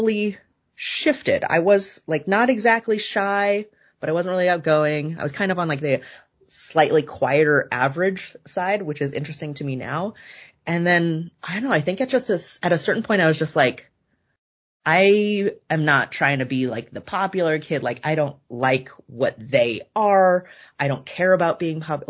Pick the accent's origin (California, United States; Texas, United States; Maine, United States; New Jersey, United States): California, United States; Bay Area; also born or lived in Davis, California / Culver City, Los Angeles; I grew up in California. I've been in a couple different places, but California my whole life. Bay Area, born and then raised